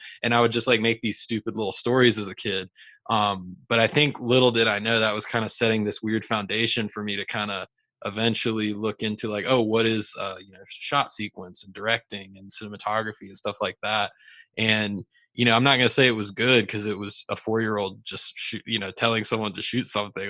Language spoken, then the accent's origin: English; Raleigh, North Carolina, United States; I'm originally from Raleigh, North Carolina, and actually that's where I am today